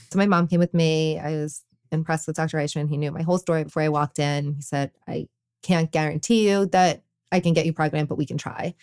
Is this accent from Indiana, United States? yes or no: no; New York City, New York, United States; I grew up in New York City